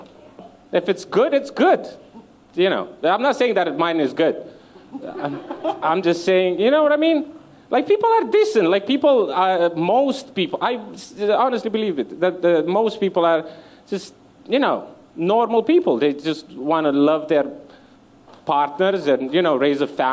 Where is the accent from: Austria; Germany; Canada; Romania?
Romania; moved away as an adult; now in London, United Kingdom; I became more comfortable with saying that I'm Romanian